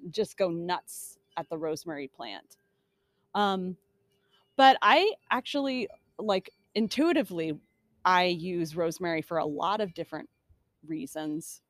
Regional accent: Phoenix, Arizona, United States; moved away; I grew up in Phoenix

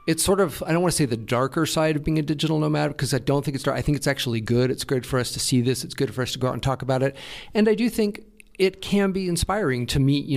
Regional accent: United States; moved away; as an American

